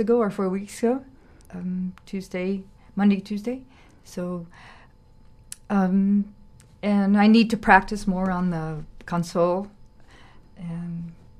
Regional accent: Arizona, United States; I am Dene. Dene is Navajo, and I'm from Arizona

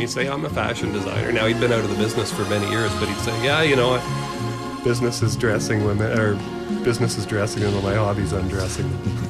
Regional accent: Montreal, Quebec, Canada; Yeah, I grew up in Montreal

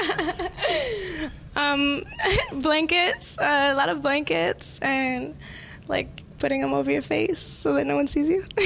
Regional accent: Virginia, United States; also born or lived in Colombia; I'm actually from Virginia and Colombia, but I'm like right outside of D.C., like five minutes

